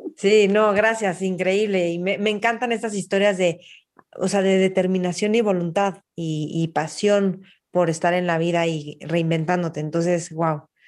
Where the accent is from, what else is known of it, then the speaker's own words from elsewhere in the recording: Mexico City, Mexico; yo nací en México y para mí es muy fácil moverme en México